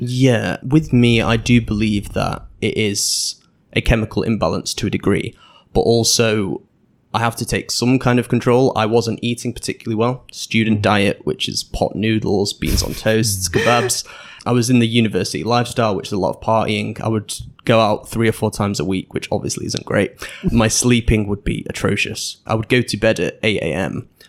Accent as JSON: {"language": "English", "town": "Manchester", "region": "North West England", "country": "United Kingdom", "tie": "born or raised there", "also_born_or_lived": "Netherlands / Sheffield", "moved": "as an adult", "said": "I was born in the Netherlands, but moved to Manchester when I was two, and stayed there until I was eighteen"}